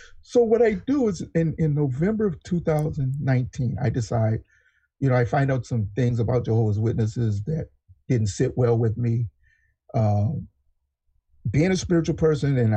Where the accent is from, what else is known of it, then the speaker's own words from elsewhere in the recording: California, United States; also born or lived in Texas; I'm a Californian, born in Texas, been in California since I was seven, so I'm just a Californian